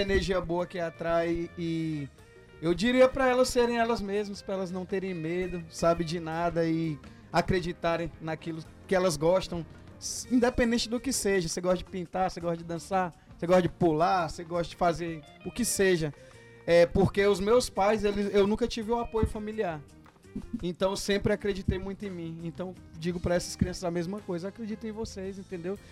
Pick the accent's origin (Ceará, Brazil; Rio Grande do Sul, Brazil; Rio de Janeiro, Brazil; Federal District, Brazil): Ceará, Brazil; Fortaleza; Eu sou do Ceará